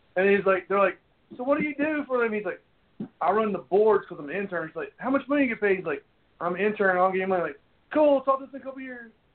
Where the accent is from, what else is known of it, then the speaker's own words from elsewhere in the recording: North Carolina, United States; we're all from North Carolina, except for one of us